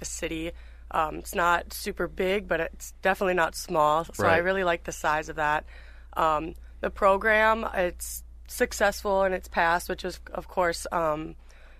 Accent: Fergus Falls, Minnesota, United States; I'm from Fergus Falls, Minnesota

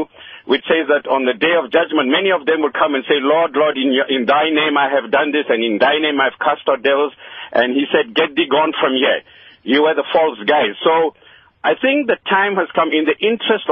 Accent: South Africa; I'm speaking as a South African. I'm of Asian origin, but born here, my father born here

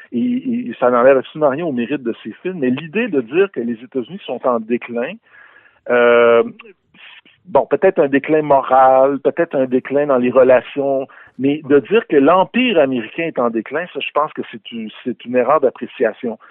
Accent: Quebec, Canada; notre histoire québécoise

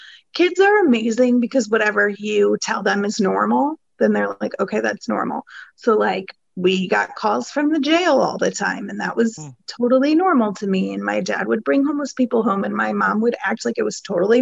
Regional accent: Ohio, United States; now in Atlanta, United States; I come from the Midwest

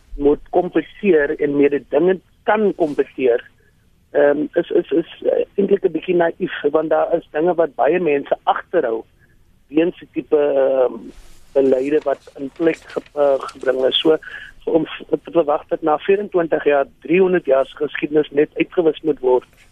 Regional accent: South Africa; ons as Suid-Afrikaners

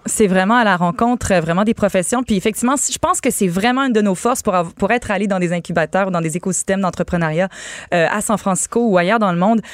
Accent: Canada; Je suis canadien français. Oui, je suis français Canada

